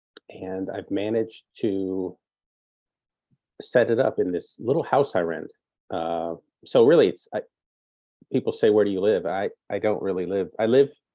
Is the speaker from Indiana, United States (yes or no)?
yes; Gary, Indiana, United States; moved away as an adult; I'm from Gary. I was born here, and I left